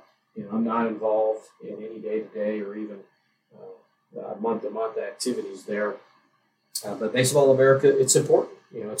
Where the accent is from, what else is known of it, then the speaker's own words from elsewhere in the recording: Louisiana, United States; You know, I'm from Louisiana, and Abita beer is from Abita Springs